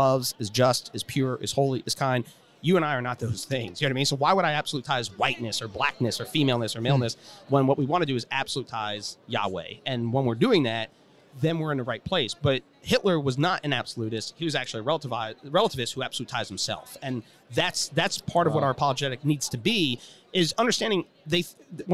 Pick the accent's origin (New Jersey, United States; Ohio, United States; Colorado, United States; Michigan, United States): Ohio, United States; Cleveland; I just grew up outside of Cleveland